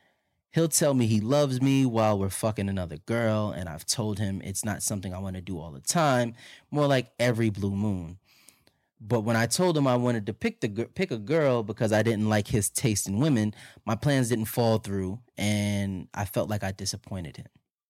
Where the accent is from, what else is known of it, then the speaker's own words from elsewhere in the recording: Los Angeles, California, United States; I'm born and raised in Los Angeles. More specifically, I'm a Valley girl.